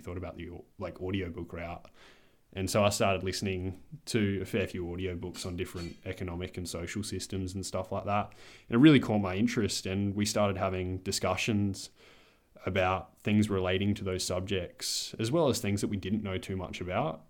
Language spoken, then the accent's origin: English; Adelaide, South Australia, Australia; I'm twenty-one. I'm from Adelaide